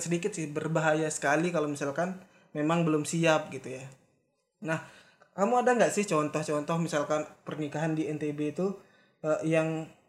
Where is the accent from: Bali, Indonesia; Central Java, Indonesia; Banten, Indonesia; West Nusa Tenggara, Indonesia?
West Nusa Tenggara, Indonesia; Lombok; kita dari Lombok